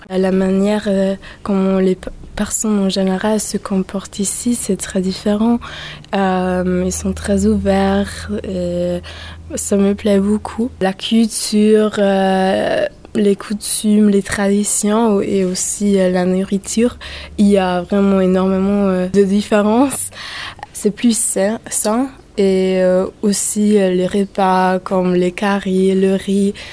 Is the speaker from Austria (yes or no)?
yes; Austria